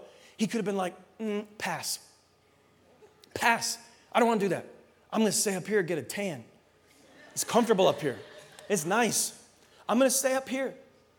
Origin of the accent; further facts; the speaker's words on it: New England, United States; I grew up in New England